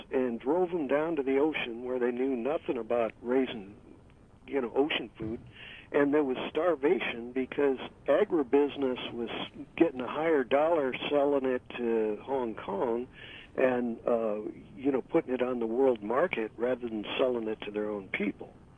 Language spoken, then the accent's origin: English; St. Louis, Missouri, United States; I was raised in St. Louis